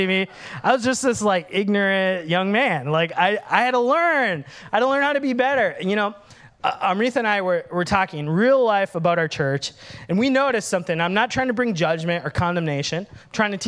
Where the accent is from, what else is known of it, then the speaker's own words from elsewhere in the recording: Minnesota, United States; moved away; I'm Sri Lankan, but I grew up in Minnesota.